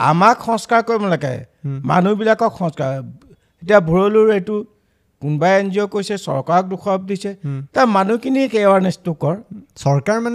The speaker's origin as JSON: {"language": "Assamese", "region": "Assam", "country": "India", "tie": "born or raised there", "said": "মই অসমত জন্মলৈকে"}